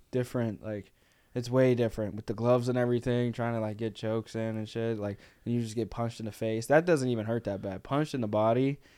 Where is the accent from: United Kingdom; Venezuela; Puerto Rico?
Puerto Rico; San Juan; also born or lived in Texas; now in Chicago, United States; I'm from Puerto Rico. What part of Puerto Rico? San